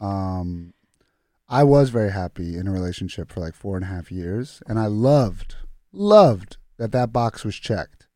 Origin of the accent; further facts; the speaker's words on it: United States; also born or lived in Croatia (ancestry); I was born here